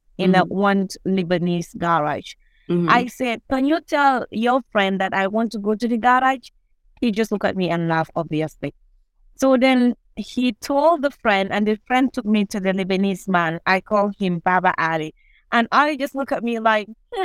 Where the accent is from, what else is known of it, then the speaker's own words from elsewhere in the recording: Gambia; I grew up in Latter Kunda Sabiji at the Park of Ferrite. That is the center for spare parts in the Gambia